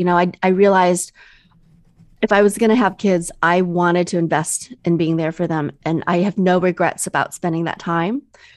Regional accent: Midwest, United States; also born or lived in overseas; I'm Chinese American. I was mm-hmm. born overseas and I was raised in the Midwest

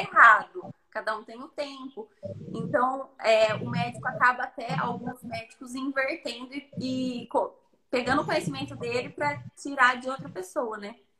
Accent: Itapira, São Paulo, Brazil; Sou de Itapira, interior de São Paulo

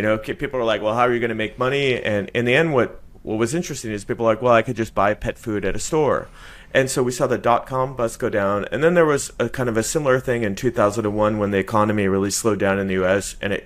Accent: Silicon Valley, California, United States; moved away; I'm originally from California, from the Silicon Valley

